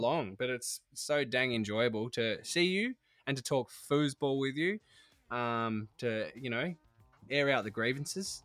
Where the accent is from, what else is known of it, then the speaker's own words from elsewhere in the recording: Tasmania, Australia; now in Sydney, Australia; I'm from Taz originally, and my parents still live there